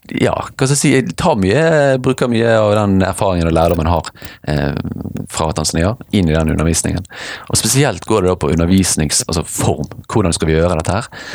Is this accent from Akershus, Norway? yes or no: no; Bergen, Vestland, Norway; accent: Bergen; jeg er fra Bergen. Født og oppvokst i Fyllingsdalen